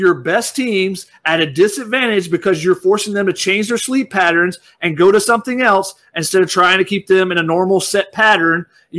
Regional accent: East Coast, United States; I'm from the East Coast

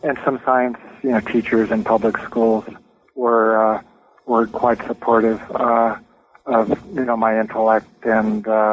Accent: California, United States; Well, I was born and raised in Southern California, went to public schools from K through 12

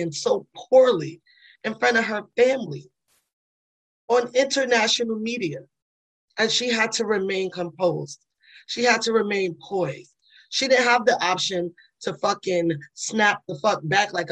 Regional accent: New York City, New York, United States; moved away; I'm from the Bronx, New York

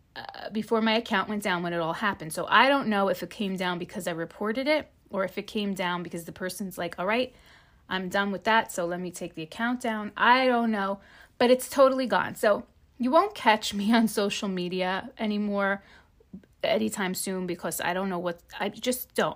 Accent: New Jersey, United States; I'm from New Jersey.

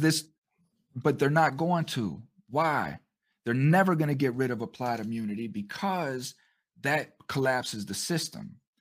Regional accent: United States; us American citizens

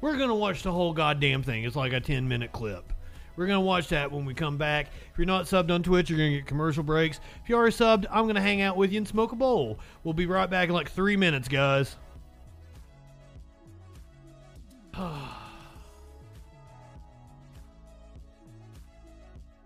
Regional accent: Kentucky, United States; But I am from Kentucky. I am from Kentucky now.

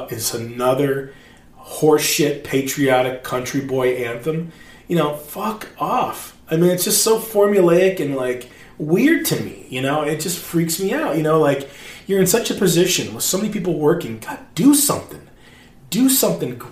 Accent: Northern Michigan, United States; moved away as an adult; also born or lived in Alaska; I'm from Northern Michigan

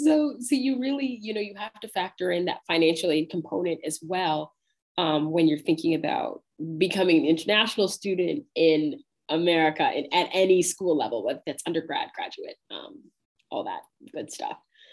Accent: Canada; moved away as an adult; now in Syracuse, United States; I'm Canadian and we're neighbors.

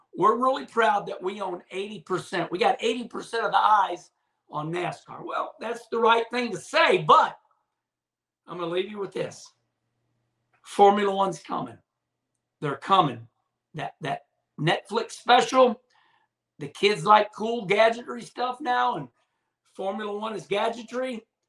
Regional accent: Arnold, Missouri, United States; I'm a redneck from Arnold, Missouri

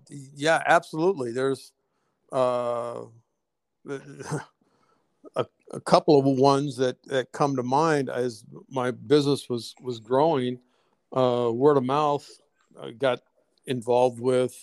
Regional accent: Detroit, Michigan, United States; growing up in Detroit

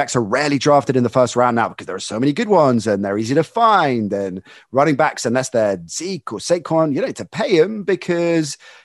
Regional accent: England, United Kingdom; being a kid growing up in England

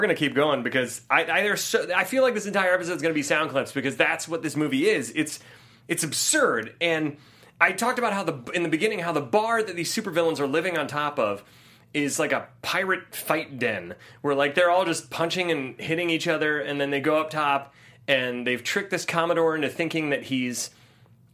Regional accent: Ohio, United States; born or raised there; now in Los Angeles, United States

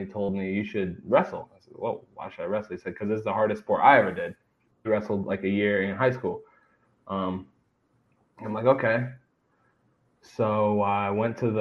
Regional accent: Columbus, Ohio, United States; I was born in Columbus, and that's why I grew up in Columbus

